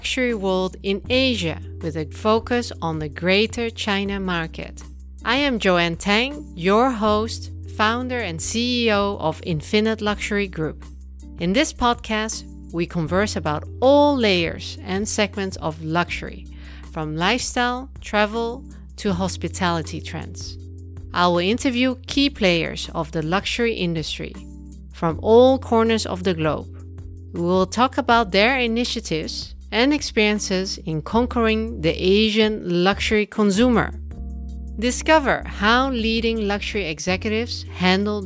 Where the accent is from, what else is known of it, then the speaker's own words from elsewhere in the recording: Netherlands; Originally from the Netherlands, also my home country